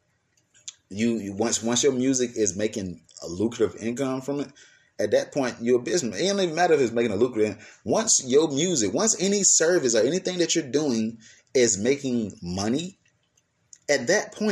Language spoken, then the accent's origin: English; Atlanta, Georgia, United States; the city that I'm from, A-Town, I'm from Atlanta, Georgia